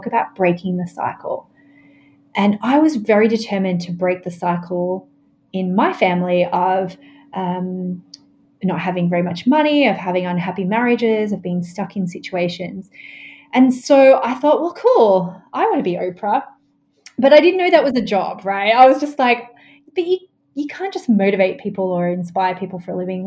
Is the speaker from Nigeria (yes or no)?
no; Australia; I grew up in Australia